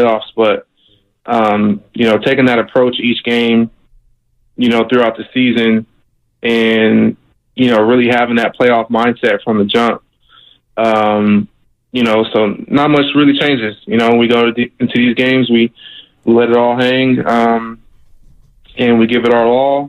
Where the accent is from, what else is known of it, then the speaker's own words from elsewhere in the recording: Sacramento, California, United States; my hometown of Sacramento